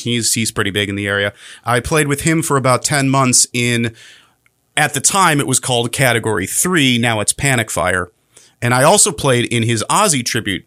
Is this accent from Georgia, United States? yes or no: no; Chicago, Illinois, United States; moved away as an adult; now in Pasco County, United States; I'm originally from Chicago